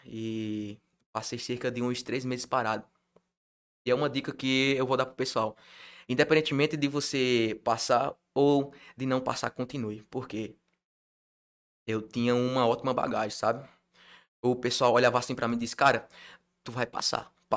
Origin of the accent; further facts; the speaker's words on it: Milagres, Ceará, Brazil; Eu sou de Milagres, é Ceará, que é um interior da rica é do Ceará, tem cerca de 39, 40 mil habitantes